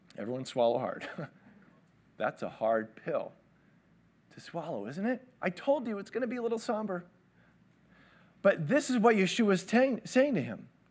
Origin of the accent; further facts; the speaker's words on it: Toronto, Ontario, Canada; I grew up in Toronto.